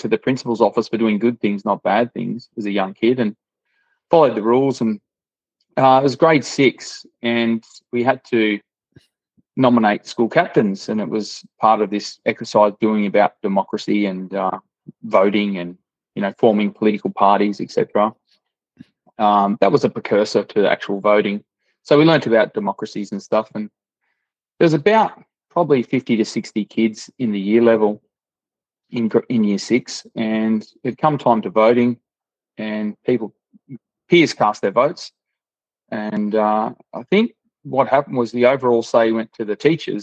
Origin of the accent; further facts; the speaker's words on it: Echuca, Victoria, Australia; moved away as an adult; also born or lived in Moama, New South Wales / Northern Territory; born in Echuca, Victoria, on the Murray there